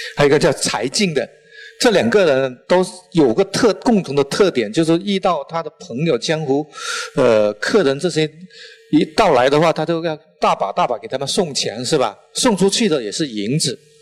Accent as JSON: {"language": "Chinese", "region": "Guangdong", "country": "China", "accent": "strong Chaoshan accent", "second_language": "Chinese", "moved": "yes", "lives_now": "Guangzhou, China", "said": "我，呃，是潮汕人，呃，带了浓重的潮汕口音"}